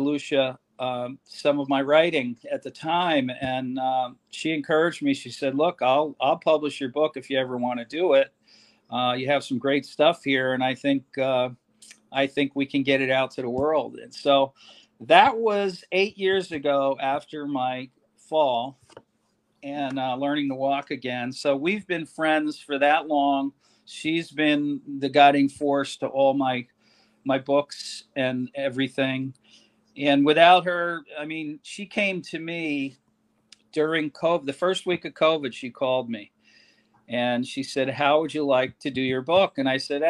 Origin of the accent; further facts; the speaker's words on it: New Jersey, United States; moved away; I'm from New Jersey and everything's a big show